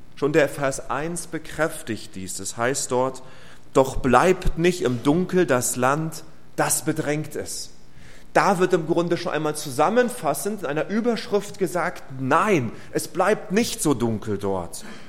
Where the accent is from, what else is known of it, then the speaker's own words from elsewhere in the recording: Rostock, Mecklenburg-Vorpommern, Germany; meiner Heimatstadt in Rostock